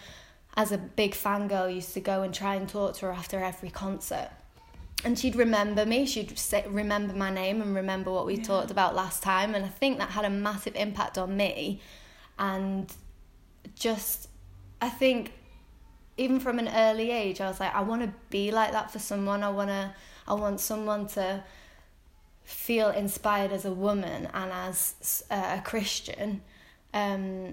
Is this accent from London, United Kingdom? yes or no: no; Wigan, North West England, United Kingdom; also born or lived in Watford; now in Preston, United Kingdom; I'm from Wigan. I grew up in Wigan.